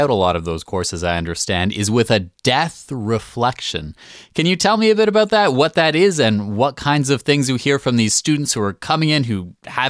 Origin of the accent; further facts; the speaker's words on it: Canada; Growing up in Canada